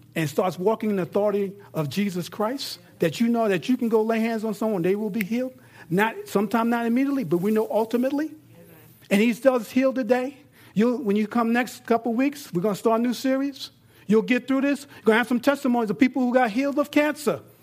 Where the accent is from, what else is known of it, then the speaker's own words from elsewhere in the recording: New York, United States; now in Texas, United States; I'm in Texas, I'm from New York